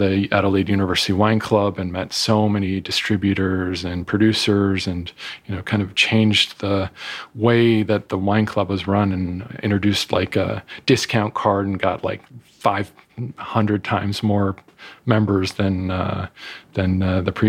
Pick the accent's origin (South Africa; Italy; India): Italy; born there; also born or lived in Germany; I was born in Italy, and my brother in France.